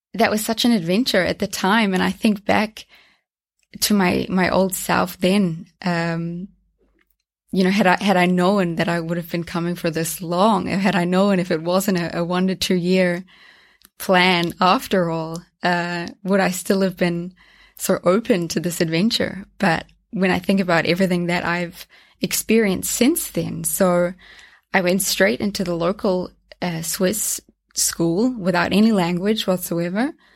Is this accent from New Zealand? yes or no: yes; North Island, New Zealand; now in Zürich, Switzerland; I grew up in New Zealand. Um, I was raised there in the North